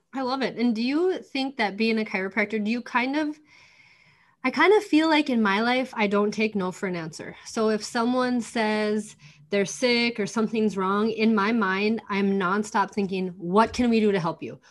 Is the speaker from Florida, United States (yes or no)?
no; North Dakota, United States; We're both from North Dakota